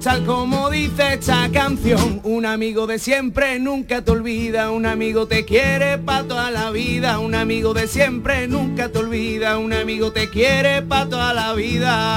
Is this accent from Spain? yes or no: yes; Utrera, Andalusia, Spain; mi pueblo, de mi tierra de Utrera